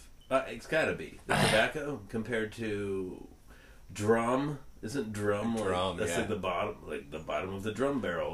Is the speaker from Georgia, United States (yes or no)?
no; Northern California, United States; I grew up in Northern California